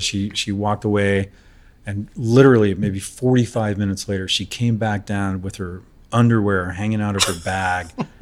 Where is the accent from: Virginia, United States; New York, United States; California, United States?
California, United States; San Francisco; also born or lived in Napa Valley; San Francisco. It's my hometown.